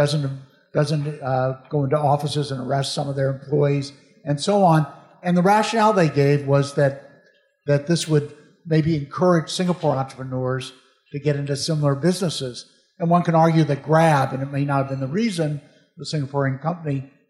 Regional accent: Chicago, Illinois, United States; moved away; I'm from Chicago

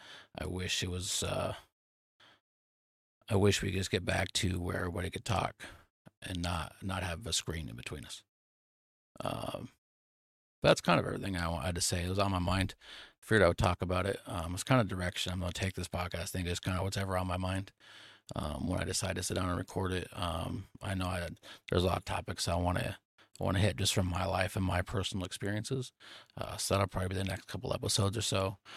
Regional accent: Nebraska, United States; moved away; I moved away from Nebraska to Texas. I don't get to see my childhood friends or my family every day

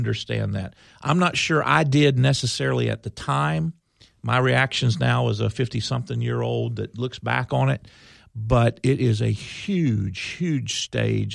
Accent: Wildwood, Florida, United States; also born or lived in Silver Springs, Florida; I grew up in Wildwood in Silver Springs.

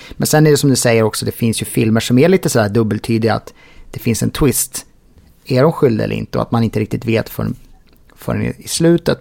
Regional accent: Sweden; mig som svensk

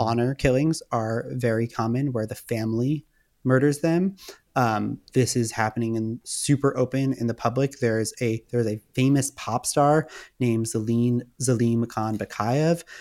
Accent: Westchester, New York, United States; moved away as an adult; also born or lived in Manhattan / Los Angeles; I grew up in Westchester, which is just outside of the city.

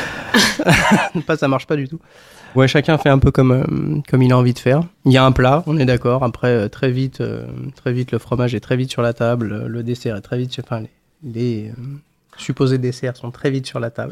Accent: Haute-Savoie, Auvergne-Rhône-Alpes, France; j'ai grandi en Haute-Savoie.

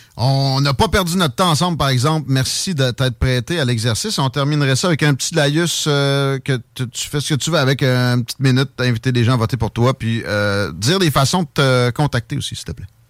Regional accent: Chaudière, Quebec, Canada; je suis de la Chaudière, tu, tu sais de quoi je parle avec Saint-Nic qui euh, moi je suis un, gars originaire de là

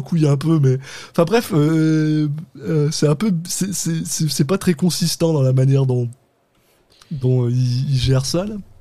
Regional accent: France; On est des Français de France, on vient de France.

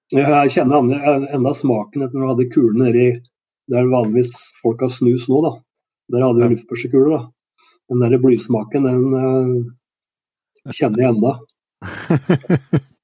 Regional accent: Gjøvik, Innlandet, Norway; also born or lived in Bagn, Valdres / Stor-Elvdal / Sweden; Og flytta etter hvert til Gjøvik, hvor jeg gikk på skole

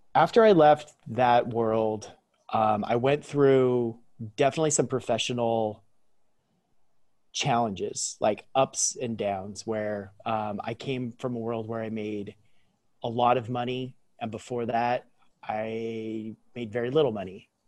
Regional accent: Central Coast of California, United States; I'm born and raised on the Central Coast of California, which is where I currently lived as well

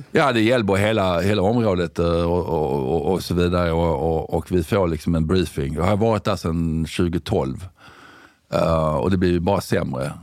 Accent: Sweden; also born or lived in United Kingdom; jag kom ju hem ifrån Storbritannien 2005

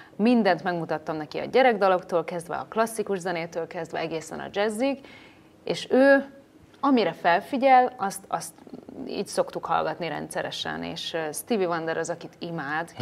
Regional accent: Salgótarján area, Nógrád, Hungary; born or raised there; now in Budapest, Hungary

